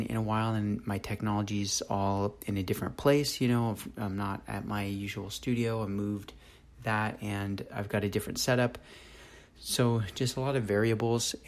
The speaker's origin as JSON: {"language": "English", "town": "Los Angeles", "region": "California", "country": "United States", "tie": "born or raised there", "also_born_or_lived": "San Diego / Berkeley / Oakland", "moved": "as an adult", "lives_now": "Texas, United States", "said": "I'm a California native, you know, born and raised in Los Angeles, and then moved down to San Diego when I was about 13"}